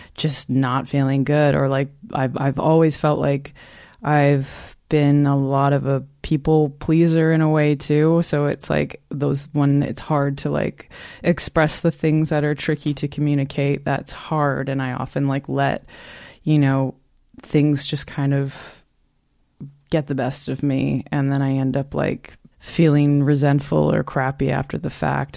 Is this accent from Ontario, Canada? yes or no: yes; Newmarket, Ontario, Canada; also born or lived in Toronto / Prince Edward County; now in Belleville, Canada; I'm from Newmarket